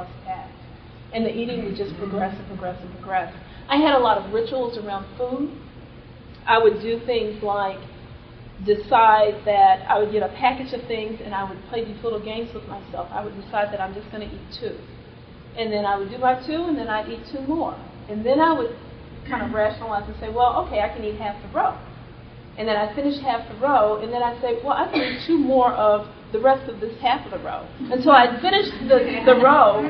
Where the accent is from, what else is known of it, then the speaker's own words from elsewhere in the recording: Austin, Texas, United States; moved away as an adult; also born or lived in Cambridge, Massachusetts; I grew up in Austin, Texas